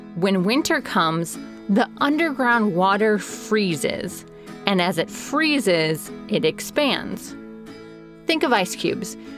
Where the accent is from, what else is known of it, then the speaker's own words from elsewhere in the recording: Chicago, Illinois, United States; moved away; I grew up outside of Chicago, which means I grew up with basements